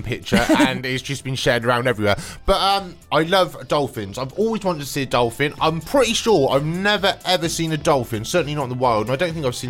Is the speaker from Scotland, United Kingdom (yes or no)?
no; Wiltshire, South West England, United Kingdom; moved away as an adult; also born or lived in North Devon; When I first moved to sea, because I'm from Wiltshire originally, when I first moved to sea, this was in North Devon, and where I was living, I had a house overlooking the sea